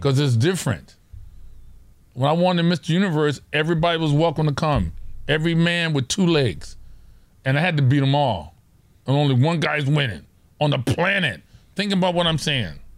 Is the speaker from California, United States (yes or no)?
yes; Orange County, California, United States; we're from Orange County. Those of you who don't know where that is, it's, it's, it's suburbia